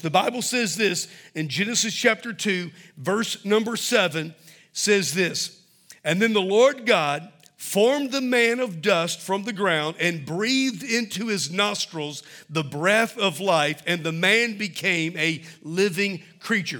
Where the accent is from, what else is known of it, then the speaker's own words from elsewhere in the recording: Mobile, Alabama, United States; when I was a little boy, Growing up in Mobile